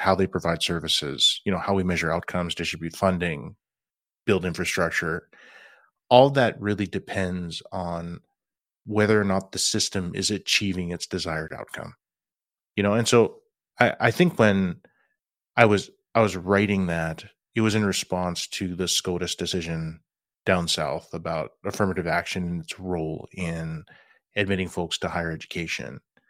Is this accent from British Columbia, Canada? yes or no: no; Regina, Saskatchewan, Canada; I grew up in Regina, Saskatchewan, you know, homeland of the Métis. I can trace my ancestry back to Red River.